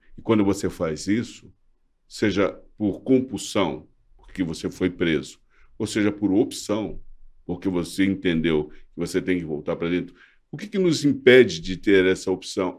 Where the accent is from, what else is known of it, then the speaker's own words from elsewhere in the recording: Brazil; Eu sou brasileiro, amo esse país, amo o meu povo